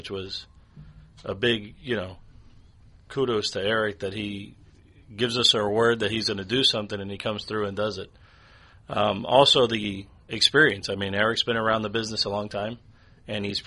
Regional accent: United States; I was born here in the States. I wasn't born in Cuba.

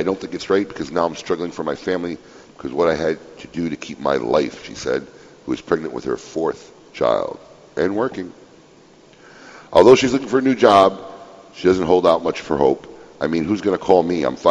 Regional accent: Chicago, Illinois, United States; now in Florida, United States; I grew up in Chicago

